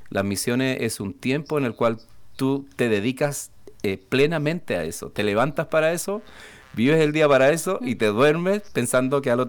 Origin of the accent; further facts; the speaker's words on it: Chile; also born or lived in Spain; cuando volví a Chile me costó hablar como chileno, todavía, todavía me queda un poquito distinto, aunque en, eh, la parte donde estábamos nosotros en España era en el sur.